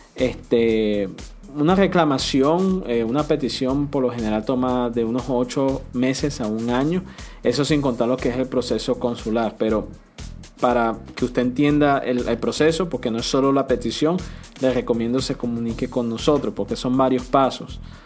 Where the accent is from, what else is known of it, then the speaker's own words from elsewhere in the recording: Venezuela; now in United States; Soy venezolana